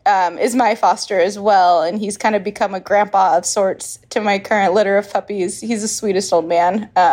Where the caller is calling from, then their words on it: San Diego, California, United States; I'm hailing from San Diego, part of the San Diego crew.